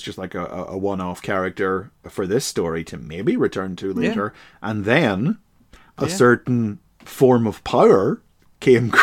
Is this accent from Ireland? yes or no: yes; Ireland; I'm Irish.